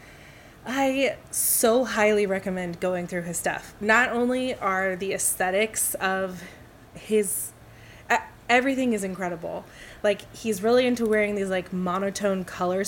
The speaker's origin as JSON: {"language": "English", "town": "Houston", "region": "Texas", "country": "United States", "tie": "born or raised there", "said": "Houston is my hometown"}